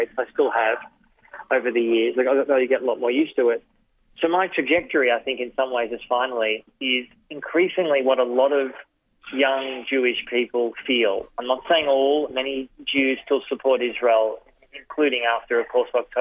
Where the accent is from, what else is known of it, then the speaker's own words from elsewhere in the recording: Melbourne, Victoria, Australia; moved away as an adult; now in Sydney, Australia; So I grew up in Melbourne. I live in Sydney now, but I grew up in Melbourne